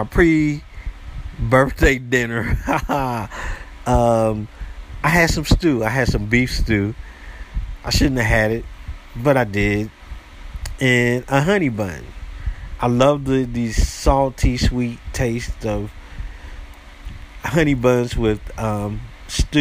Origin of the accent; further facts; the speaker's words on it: United States; I am American